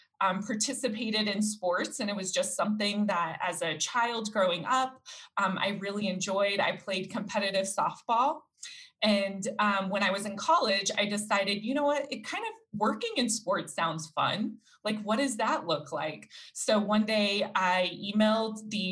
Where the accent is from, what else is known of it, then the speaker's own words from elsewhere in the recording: Denver, Colorado, United States; was born and raised here in Colorado